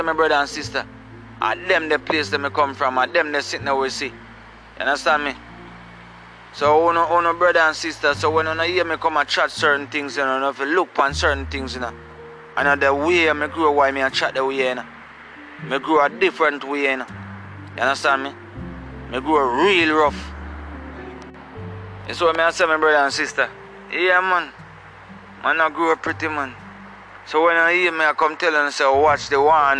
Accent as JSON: {"language": "English", "region": "Saint Catherine", "country": "Jamaica", "said": "I come from Gullin Grove, St. Catherine, the borderline of St. Mary and St. Catherine. So where me come from"}